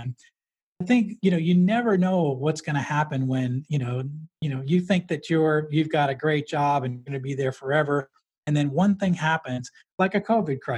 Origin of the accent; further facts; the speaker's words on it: New Hampshire, United States; I grew up in New Hampshire.